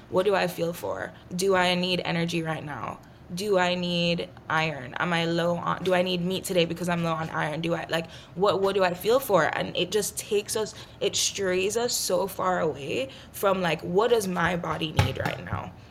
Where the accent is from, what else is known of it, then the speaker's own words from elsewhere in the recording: Jamaica; I grew up in Jamaica